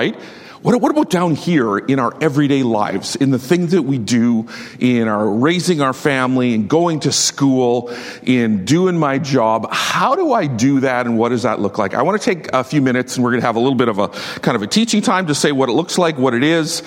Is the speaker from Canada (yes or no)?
yes; Saskatchewan, Canada; I'm from Saskatchewan